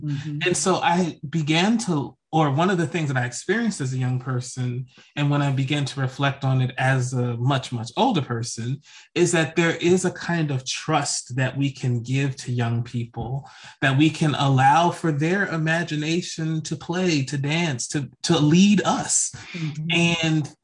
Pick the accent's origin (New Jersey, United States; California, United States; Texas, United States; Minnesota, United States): New Jersey, United States; I was growing up in New Jersey